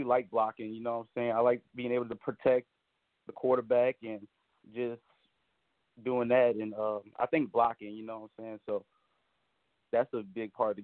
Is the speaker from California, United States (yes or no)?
no; New Orleans, Louisiana, United States; I'm from New Orleans, Louisiana, so I grew up, you know, watching and liking the Saints